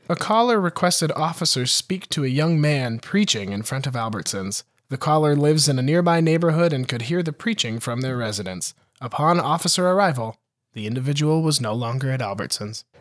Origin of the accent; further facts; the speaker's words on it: Montana, United States; my hometown in Montana